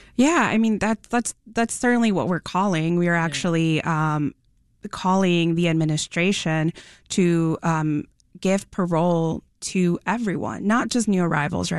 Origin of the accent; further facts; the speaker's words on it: Mexico; now in Chicago, United States; I'm an immigrant from Mexico. Um, I came to Chicago